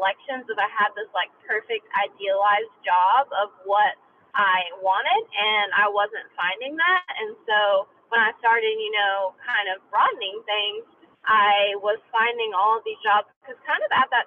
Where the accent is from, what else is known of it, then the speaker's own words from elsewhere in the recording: North Carolina, United States; I was born and raised in North Carolina, and I don't intend, you know, on leaving North Carolina.